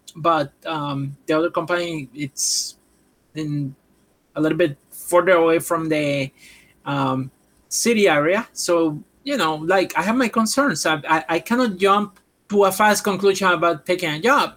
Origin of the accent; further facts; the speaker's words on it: Puerto Rico; English is a second language; moved away as an adult; now in United States; I'm from Puerto Rico